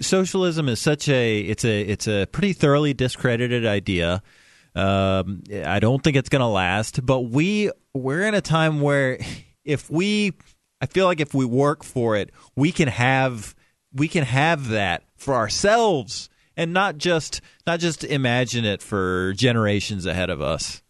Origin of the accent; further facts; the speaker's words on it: Asheville, North Carolina, United States; moved away; I'm from Asheville, North Carolina.